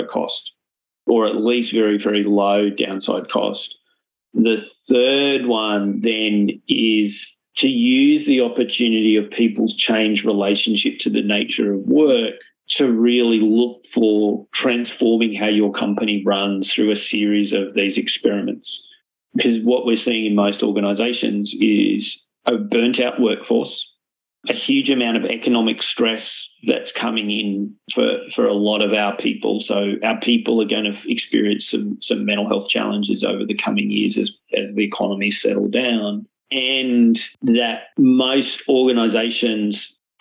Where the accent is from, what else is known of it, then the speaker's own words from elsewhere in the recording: Australia; also born or lived in Malta; as an Australian